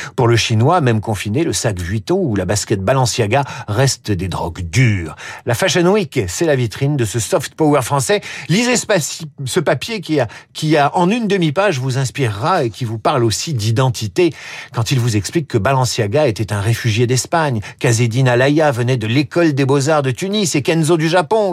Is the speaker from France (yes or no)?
yes; France; Chez nous, en France